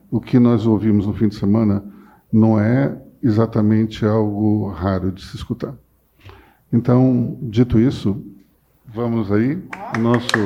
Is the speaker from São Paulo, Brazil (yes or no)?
no; Pernambuco, Brazil; born there; Eu nasci em Pernambuco. Eu não tenho nenhum sotaque mas as pessoas vêm falar comigo mal de nordestino, direto.